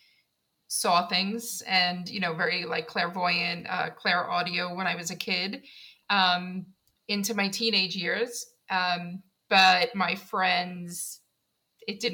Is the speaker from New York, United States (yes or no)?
yes; New York City, New York, United States; now in South Carolina, United States; I'm from Queens, New York